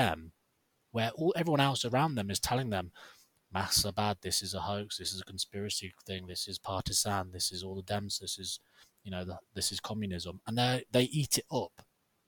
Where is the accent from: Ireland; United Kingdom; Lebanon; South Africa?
United Kingdom; we're British.